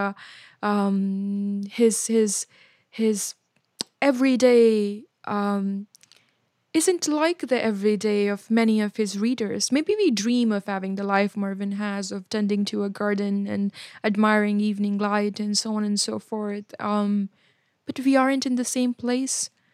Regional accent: Gaya, Bihar, India; moved away; my hometown of Gaya

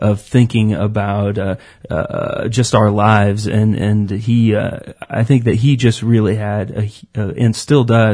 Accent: Central Iowa, United States; I grew up in Central Iowa

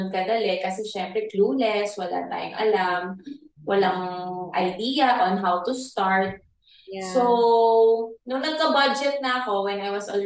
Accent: Philippines; I'm a probinsyana. Mm. Laking probinsya.

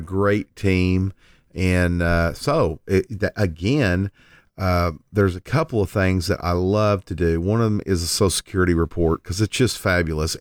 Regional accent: Lindsay, Oklahoma, United States; my hometown of Lindsay, Oklahoma

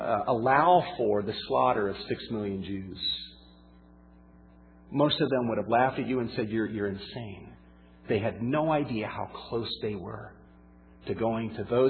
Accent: South Carolina, United States; also born or lived in Georgia / Florida; now in California, United States; And as I grew up in the Southeast, in South Carolina, in Georgia, in Florida, I witnessed a lot of racism. In fact, it was not until we moved out to California back in 1988.

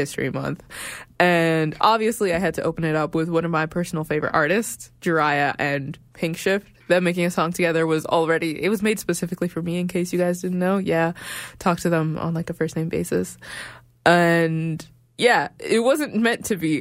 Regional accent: Regina, Saskatchewan, Canada; also born or lived in Sudan; now in Calgary, Canada; I'm from Sudan, born in Regina

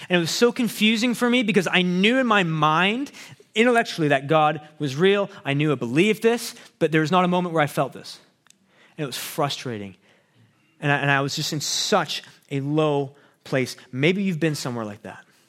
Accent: Abbotsford, British Columbia, Canada; also born or lived in Chicago; I grew up in Abbotsford

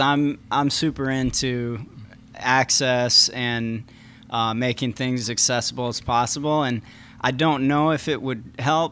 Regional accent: Jackson, Michigan, United States; moved away; also born or lived in Paris; my hometown of Jackson, Michigan

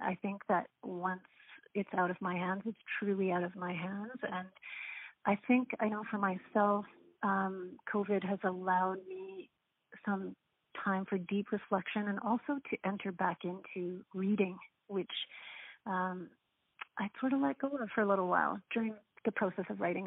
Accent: Canada; an Irish Catholic, um, first generation Canadian

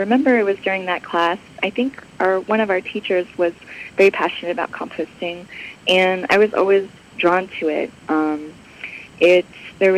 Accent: Bay Area, California, United States; moved away as an adult; now in Los Angeles, United States; I grew up in the Bay Area. I was there from when I was 8 till about 24.

